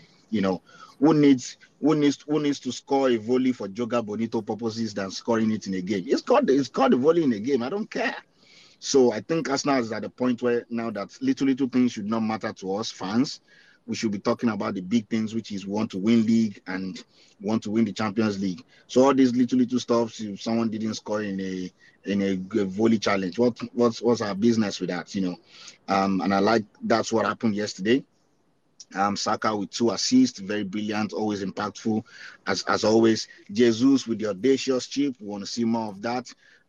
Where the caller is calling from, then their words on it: Canada; Yeah, I'm in Canada.